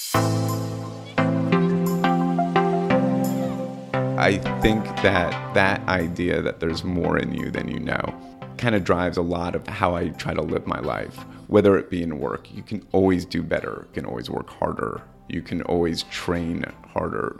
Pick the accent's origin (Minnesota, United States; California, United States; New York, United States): New York, United States; New York City; also born or lived in Madison, Wisconsin; We're both from New York City